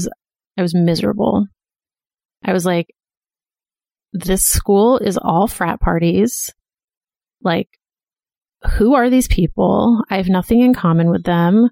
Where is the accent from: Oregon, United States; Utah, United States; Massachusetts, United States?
Massachusetts, United States; Boston; moved away as an adult; also born or lived in Philadelphia; I went to college in Philadelphia, and I'm from Boston